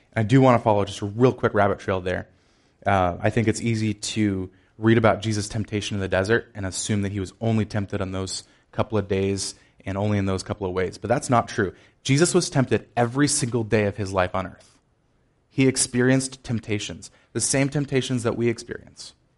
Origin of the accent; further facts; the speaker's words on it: Chicago, Illinois, United States; I am from Chicago. It's slightly colder than it is here